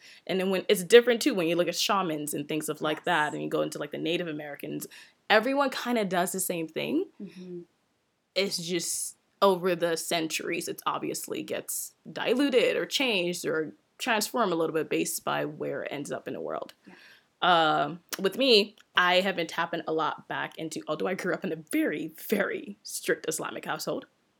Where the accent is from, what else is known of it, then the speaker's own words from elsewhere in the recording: Nigeria; So I'm Nigerian, and my tribe is Yoruba, which is the originate of my name as well, too